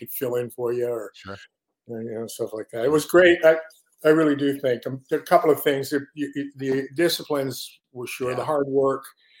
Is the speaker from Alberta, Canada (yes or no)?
no; Lindsay, Ontario, Canada; moved away as an adult; also born or lived in Kitchener, Ontario; now in Connecticut, United States; So Lindsay, Ontario is really where I grew up